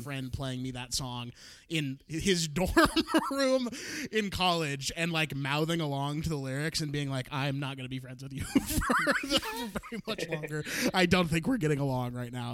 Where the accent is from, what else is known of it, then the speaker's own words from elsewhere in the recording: Portland, Oregon, United States; moved away; also born or lived in Cleveland, Ohio / Orange County, California; my my parents and I moved to the Portland suburbs